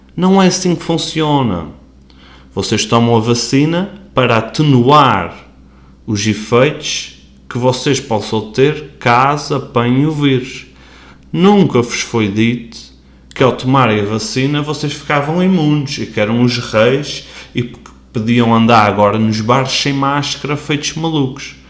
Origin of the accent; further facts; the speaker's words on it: Portugal; como portugueses que somos